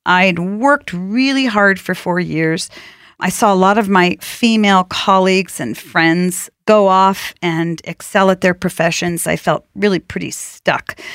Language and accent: English; outside of Boston, Massachusetts, United States; I grew up outside of Boston